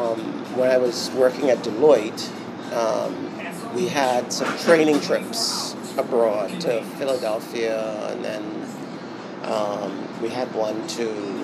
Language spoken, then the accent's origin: English; Bahamas; Because I grew up in the British system. {S1} Okay. {S2} Right? Having grown up here in the Bahamas.